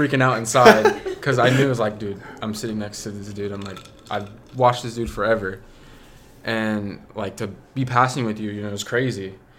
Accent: Tulsa, Oklahoma, United States; No. My family's from Guatemala. I'm from here. So I was born and raised in Tulsa, Oklahoma. My mom's from California.

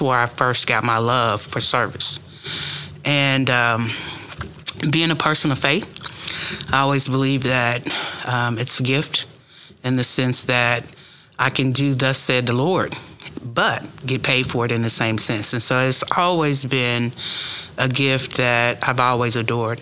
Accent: Tulsa, Oklahoma, United States; now in Okmulgee County, United States; born and raised in Tulsa

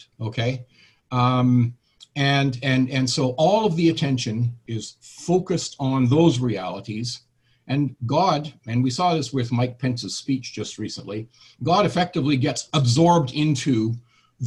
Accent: Canada; I'm obviously a Canadian.

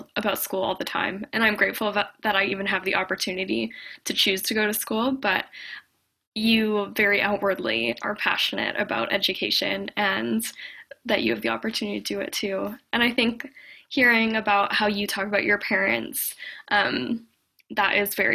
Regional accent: Canada; I'm born and raised in Canada

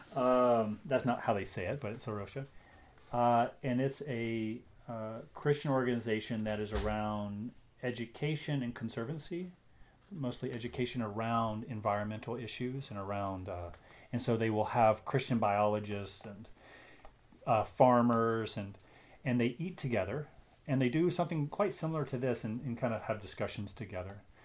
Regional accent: United States; moved away as an adult; now in Canada; I'm an American who has become a Canadian, so I'm both.

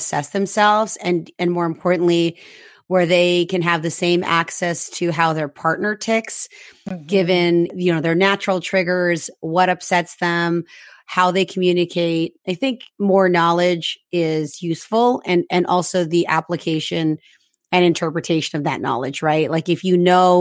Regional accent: Philippines; moved away; also born or lived in Canada; I'm Filipino Canadian, born in the Philippines

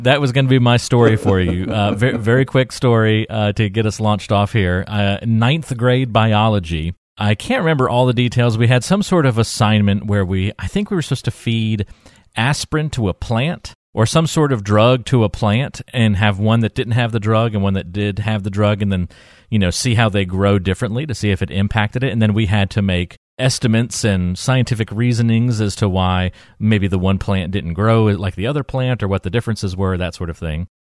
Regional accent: North Carolina, United States; moved away; I was back in my hometown

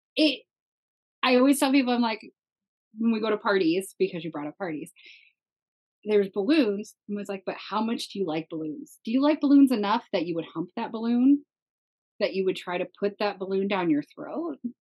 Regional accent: Minnesota, United States; I come from a very Christian Midwest family, right? I'm from Minnesota

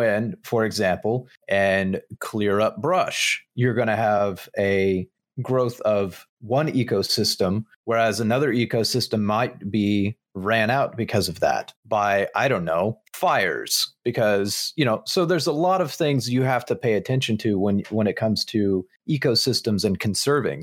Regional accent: United States; as an American

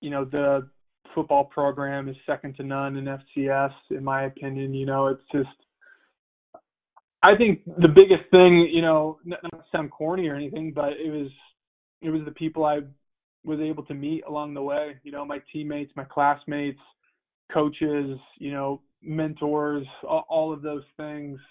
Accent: Missoula, Montana, United States; U of M was my only offer, and, you know, it was my hometown team

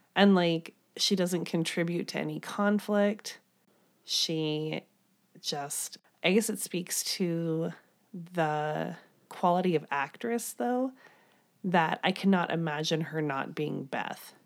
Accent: Midwest, United States; I'm from the Midwest

